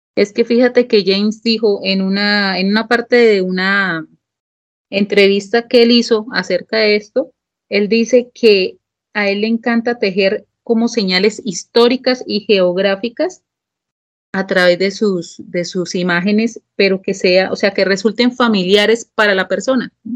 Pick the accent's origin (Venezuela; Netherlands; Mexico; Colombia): Colombia; yo soy de Colombia